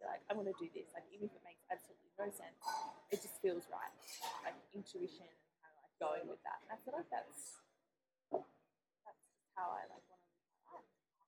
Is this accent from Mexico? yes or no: no; Adelaide, South Australia, Australia; now in Sydney, Australia; Yeah, well, because I'm originally from Adelaide. When I first moved over to Sydney, everyone was like